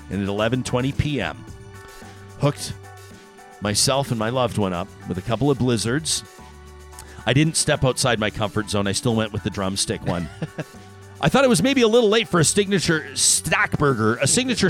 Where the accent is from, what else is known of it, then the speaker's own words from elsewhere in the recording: Canada; As a Canadian